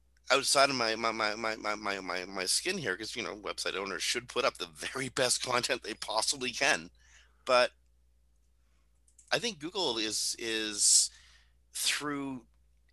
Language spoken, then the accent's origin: English; Canada; We're not used to measuring our accomplishments